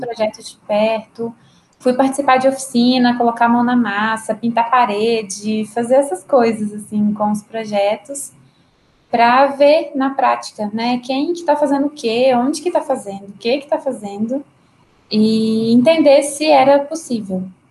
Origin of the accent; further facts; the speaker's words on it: Caparaó, Minas Gerais, Brazil; moved away as an adult; now in Belo Horizonte, Brazil; Eu sou de Caparaó. É Caparaó? uma cidadezinha no interior de Minas, é, já na divisa do estado de Minas com o Espírito